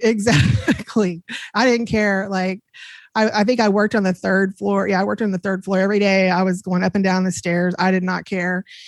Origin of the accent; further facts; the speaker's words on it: DeSoto, Texas, United States; also born or lived in Plano, Texas / Glen Heights, Texas; I grew up in Plano, and I grew up in DeSoto, Glen, uh, DeSoto, Texas.